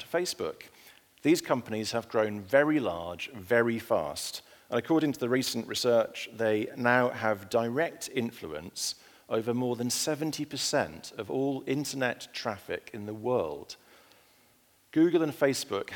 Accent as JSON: {"language": "English", "town": "Ulleskelf", "region": "Yorkshire and the Humber", "country": "United Kingdom", "tie": "born or raised there", "moved": "yes", "lives_now": "London, United Kingdom", "said": "I grew up in a village called Ullaskelf in Yorkshire in the north of England"}